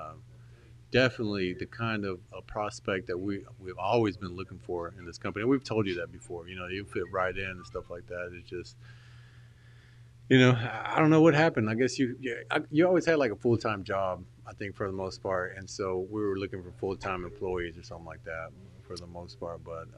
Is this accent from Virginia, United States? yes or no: no; Dallas, Texas, United States; growing up in Dallas